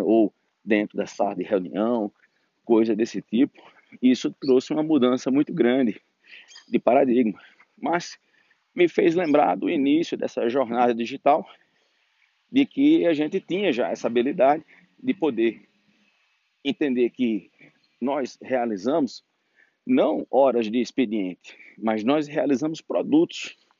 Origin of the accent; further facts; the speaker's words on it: Natal, Rio Grande do Norte, Brazil; moved away as an adult; now in Brasília, Brazil; na minha cidade natal, que por acaso se chama Natal, no Rio Grande do Norte, e eu vim para Brasília